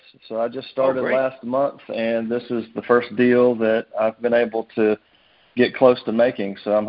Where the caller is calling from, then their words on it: Nashville, Tennessee, United States; Nashville, Tennessee.